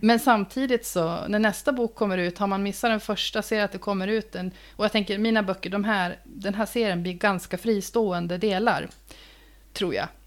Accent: Uppsala, Uppsala County, Sweden; born or raised there

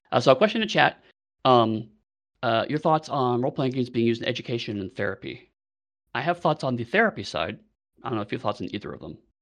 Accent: United States; now in United Kingdom

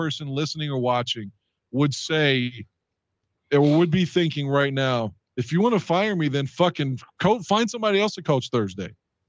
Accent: West Virginia, United States; I'm from West Virginia

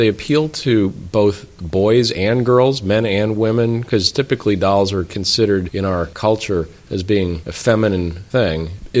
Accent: Midwest, United States; now in Boston, United States; I grew up in the Midwest, moved to Boston

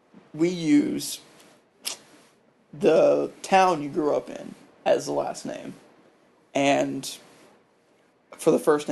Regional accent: South Carolina, United States; Yeah, I'm from South Carolina.

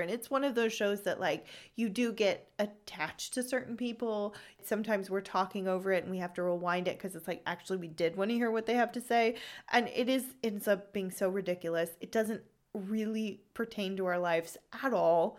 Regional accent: California, United States; moved away as an adult; now in Freiburg, Germany; I am originally from Hmm, should I say it? Okay, poor Costa, California.

